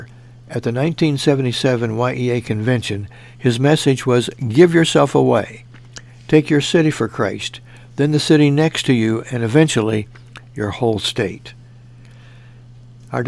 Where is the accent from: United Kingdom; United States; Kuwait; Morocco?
United States; Mount Carmel, Illinois; my hometown of Mount Carmel